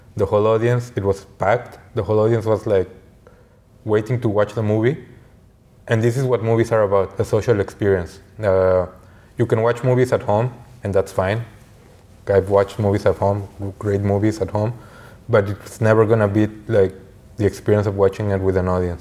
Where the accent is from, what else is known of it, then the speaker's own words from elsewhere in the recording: Mexico; growing up in Mexico